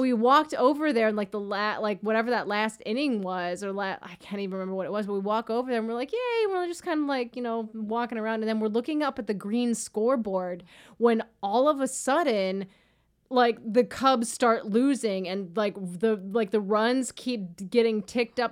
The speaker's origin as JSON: {"language": "English", "area": "Chicago South suburbs", "region": "Illinois", "country": "United States", "tie": "born or raised there", "said": "I grew up in the South suburbs"}